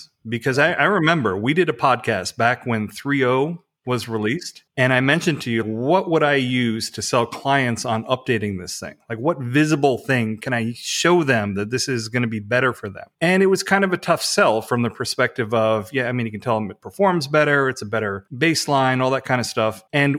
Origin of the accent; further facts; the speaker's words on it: Missouri, United States; I'm from Missouri. Show me, I got to see it.